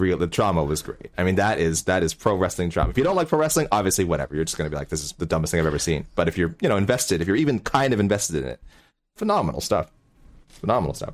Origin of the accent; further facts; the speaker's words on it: Canada; we're Canadian